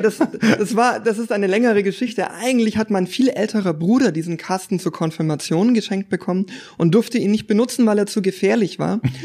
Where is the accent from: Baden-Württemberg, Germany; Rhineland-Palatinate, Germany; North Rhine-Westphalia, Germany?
Baden-Württemberg, Germany; Stuttgart; moved away as an adult; now in Konstanz, Germany; ich komme ursprünglich aus der Gegend um Stuttgart